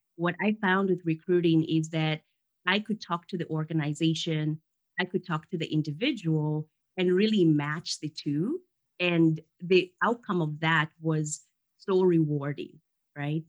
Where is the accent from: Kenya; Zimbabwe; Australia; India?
Kenya; now in United States; I lived in Kenya. I grew up in Kenya, and come from very humble beginnings there. And I came to the U.S.